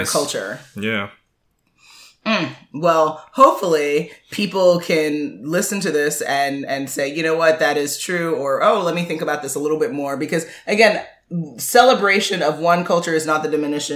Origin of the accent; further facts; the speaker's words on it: United States; I was born here